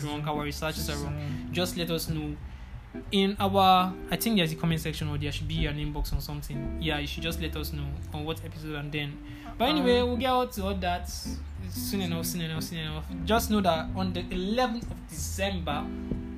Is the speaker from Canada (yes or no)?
no; Abuja, Federal Capital Territory, Nigeria; moved away; also born or lived in eastern Nigeria; we grew up in Abuja.